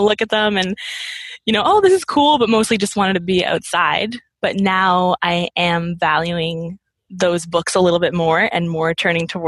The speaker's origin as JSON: {"language": "English", "region": "Nova Scotia", "country": "Canada", "tie": "born or raised there", "said": "I grew up in Nova Scotia"}